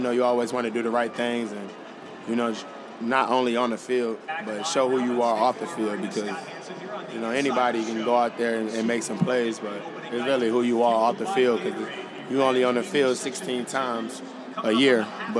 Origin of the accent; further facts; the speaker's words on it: Tarboro, North Carolina, United States; But I'm from North Carolina. We got the best ribs. Tallboro, a little small town.